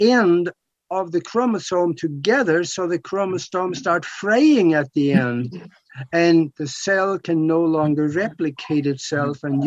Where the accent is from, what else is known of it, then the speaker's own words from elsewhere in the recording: Norway; I'm from Norway